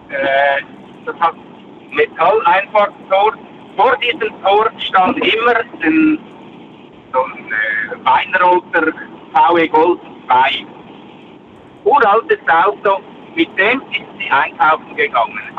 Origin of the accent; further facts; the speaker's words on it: Switzerland; bei uns in der Schweiz